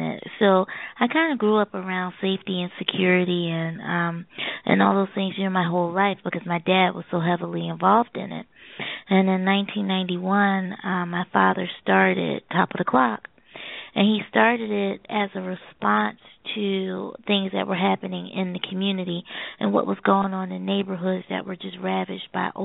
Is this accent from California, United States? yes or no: no; Philadelphia, Pennsylvania, United States; also born or lived in Maryland; I moved from Maryland. And I moved back home to Philadelphia